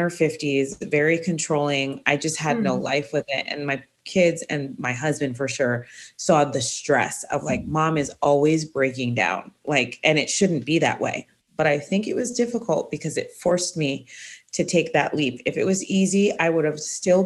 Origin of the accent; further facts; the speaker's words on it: Jamaica; moved away; I was born in Jamaica